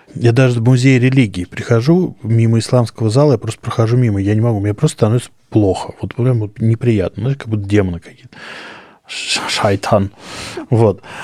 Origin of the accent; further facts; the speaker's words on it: Moscow, Russia; я вырос в Москве, в центре города